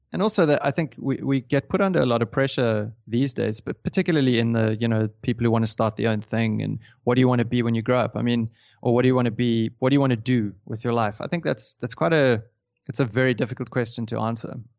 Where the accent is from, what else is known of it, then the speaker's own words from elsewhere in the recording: Johannesburg, Gauteng, South Africa; moved away as an adult; now in Cape Town, South Africa; I grew up in Johannesburg